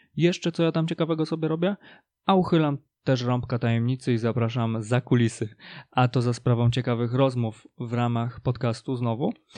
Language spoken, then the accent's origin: Polish; Polish mountains, Poland; moich rodzinnych stronach polskich górach